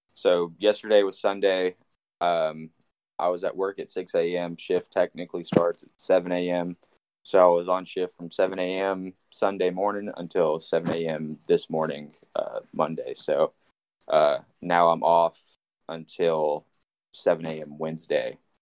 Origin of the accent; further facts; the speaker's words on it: Nashville, Tennessee, United States; born and raised in Nashville